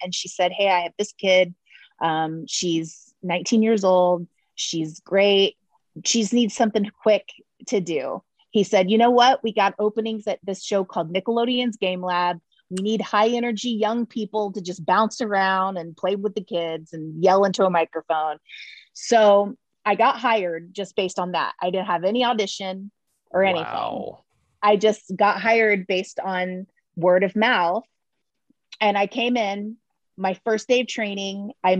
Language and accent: English; Winter Haven, Florida, United States; Now I grew up, so I grew up in Winter Haven